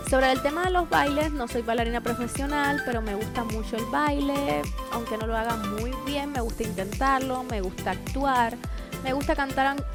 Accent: Cuba; moved away as an adult; now in Bradenton, United States; Pues como pueden ver yo soy cubana, la bandita está por aquí atrás, tengo 23 años y llevo muy poco aquí en Estados Unidos. Me encuentro localizada en el estado de la Florida, en Bradenton.

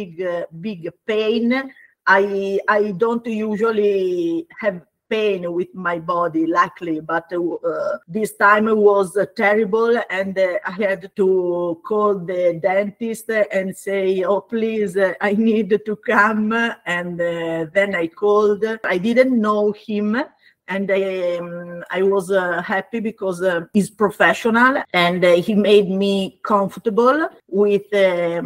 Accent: Bologna, Emilia-Romagna, Italy; English is a second language; moved away as an adult; now in Finocchito, Italy; I was born and grew up in Bologna

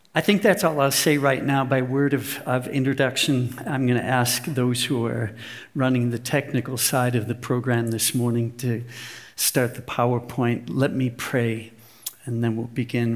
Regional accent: United States; moved away as an adult; now in Germany; I look, walk, and talk like an American

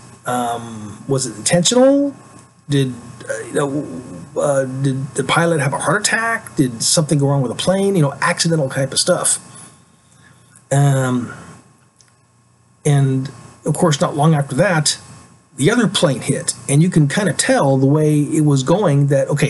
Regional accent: United States; as an American

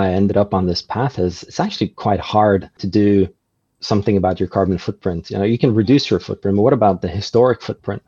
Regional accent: Norway; moved away as an adult; now in New Zealand; I'm from Norway originally, and Norway is an amazing place, but it's very much like a bubble.

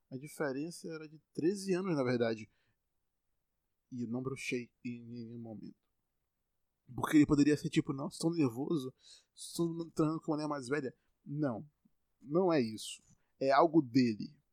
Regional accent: Bahia, Brazil; Eu sou baiano e tô falando normal aqui, você tá me entendendo.

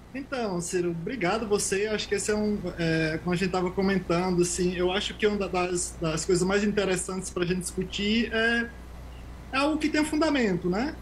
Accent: Tucano, Bahia, Brazil; moved away as an adult; also born or lived in Euclides da Cunha, Bahia / Switzerland; now in São Paulo, Brazil; eu nasci lá em Criguei. A gente cresce é, vendendo frutas, é, trabalhando na roça, vendendo geladinho, indo para feira pública

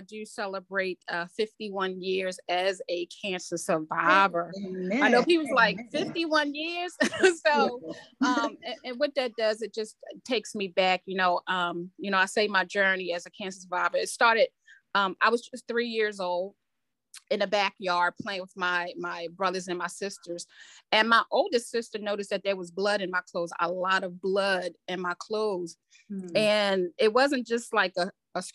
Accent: Baltimore, Maryland, United States; I was born and raised in Southwest Baltimore

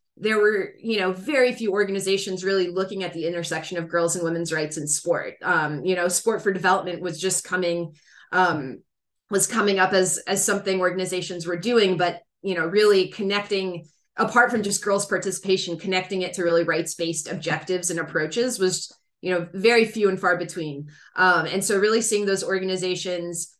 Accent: United States; also born or lived in Morocco; I grew up in the United States

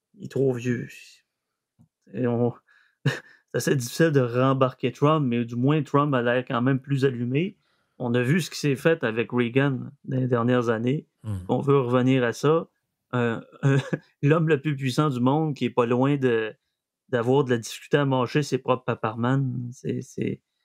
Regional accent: Saguenay, Quebec, Canada; accent: Saguenéen; mon accent saguenéen revient euh, au galop

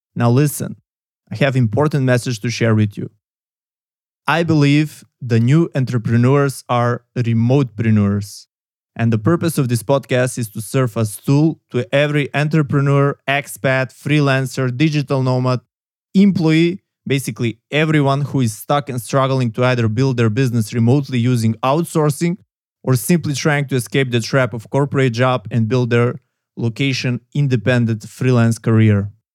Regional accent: North Macedonia; I come from Macedonia, southeastern Europe

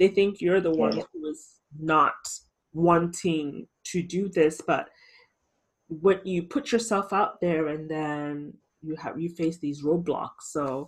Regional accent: Ghana; I'm definitely a proud Ghanaian. Back then, not so much, but now as an adult, I love being Ghanaian. I wouldn't trade any other nationality. I'm Canadian too, but I mean, really, but I'm Ghanaian first before I am Canadian.

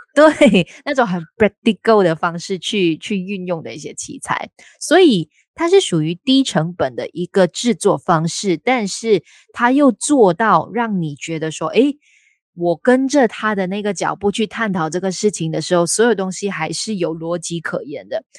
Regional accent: Malaysia; 我们都是来自马来西亚

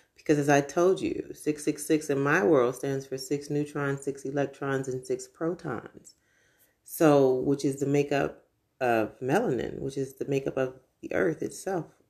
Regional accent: United States; I am American

